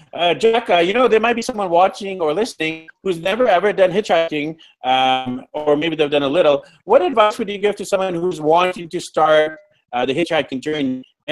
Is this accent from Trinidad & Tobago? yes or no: no; India; I'm Indian